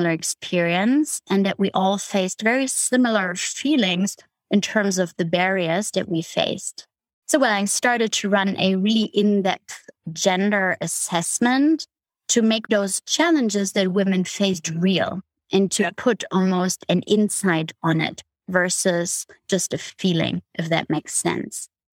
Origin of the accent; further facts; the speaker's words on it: Berlin, Germany; moved away; I grew up in Germany, in East Berlin.